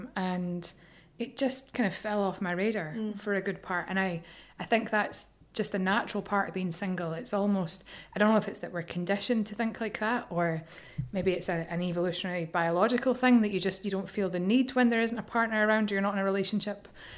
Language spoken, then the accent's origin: English; Edinburgh, Scotland, United Kingdom; now in Ireland; I'm from Edinburgh.